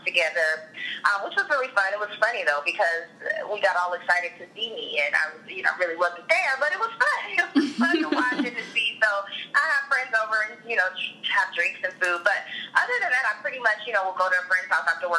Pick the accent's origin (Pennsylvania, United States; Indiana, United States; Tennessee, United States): Indiana, United States; Indianapolis; moved away as an adult; now in Los Angeles, United States; moved to my hometown of Indy for a year